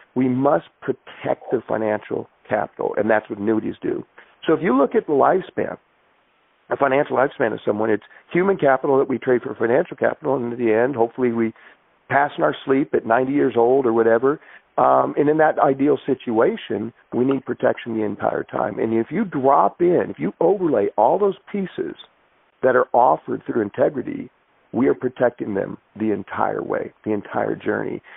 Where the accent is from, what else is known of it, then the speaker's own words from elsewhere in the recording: Everett, Washington, United States; a kid growing up with a single mom in Everett, Washington